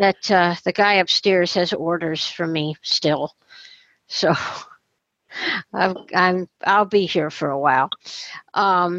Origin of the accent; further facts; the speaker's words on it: Rochester, New York, United States; my hometown